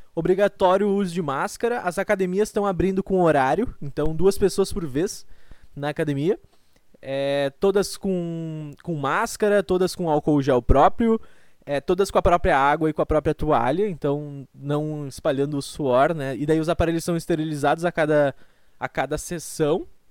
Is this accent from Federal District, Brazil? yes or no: no; Rio Grande do Sul, Brazil; accent: gaúcho; eu sou gaúcho